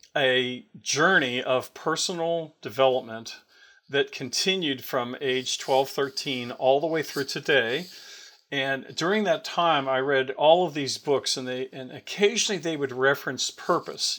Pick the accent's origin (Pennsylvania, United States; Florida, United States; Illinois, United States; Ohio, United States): Pennsylvania, United States; Pittsburgh; moved away; we're both from Pittsburgh